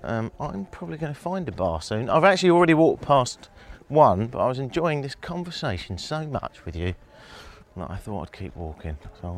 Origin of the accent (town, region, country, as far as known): England, United Kingdom